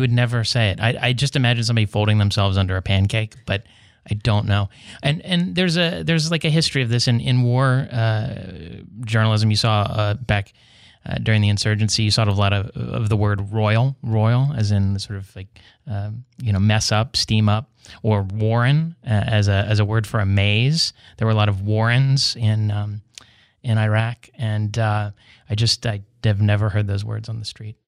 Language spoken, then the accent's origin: English; West Virginia, United States; now in San Diego, United States; in West Virginia, my home state